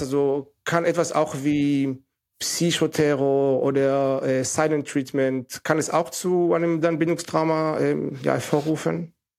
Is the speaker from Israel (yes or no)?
yes; Northern District, Israel; German is a second language; moved away as an adult; now in Germany; ich musste auch zum Militär, also mit 18, von 18 bis 21, weil ich in Israel abgewachsen bin